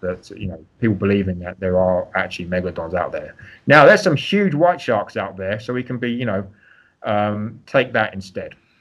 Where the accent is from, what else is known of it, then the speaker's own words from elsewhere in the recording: London, United Kingdom; also born or lived in Greece / St Andrews, Scotland / California / Hawaii; now in United States; I'm actually originally from London, so London born and raised.